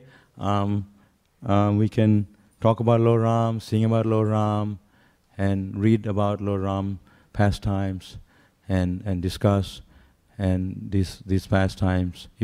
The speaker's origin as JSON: {"language": "English", "country": "India", "said": "I'm also from India, I have been to many, many mandir and praying very deeply"}